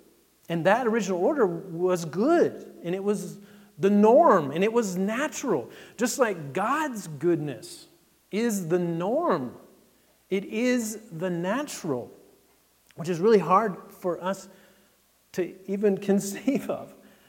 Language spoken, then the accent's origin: English; Texas, United States; My experience was I came from Texas, where it's 100 degrees in the fall, and you've got a few trees, but not a lot. And then we moved to Massachusetts in the first fall.